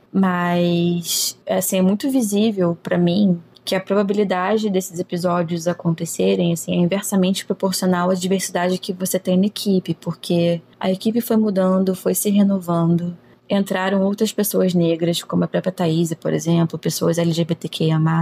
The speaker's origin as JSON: {"language": "Portuguese", "region": "Rio de Janeiro", "country": "Brazil", "tie": "born or raised there", "said": "Sou nascida e criada no Rio de Janeiro"}